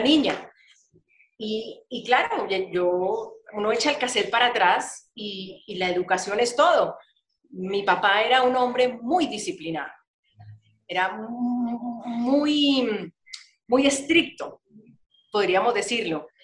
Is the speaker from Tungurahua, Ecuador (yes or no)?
no; Guayaquil, Guayas, Ecuador; moved away as an adult; now in Colombia; cuando vuelvo a mi casa, a mi ciudad, Guayaquil